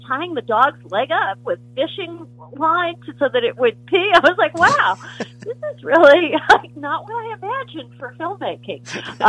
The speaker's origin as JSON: {"language": "English", "town": "Rome", "region": "Lazio", "country": "Italy", "tie": "born or raised there", "moved": "yes", "said": "I was very fortunate to grow up in Rome"}